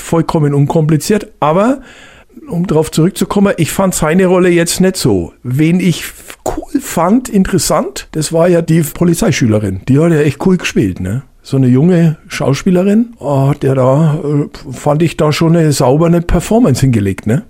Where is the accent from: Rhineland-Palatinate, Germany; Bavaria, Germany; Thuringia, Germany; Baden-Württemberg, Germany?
Bavaria, Germany; Hallertau; ich komme ja aus der Hallertau, also Freisinger Hinterland ist ja große äh, äh, Hopfengegend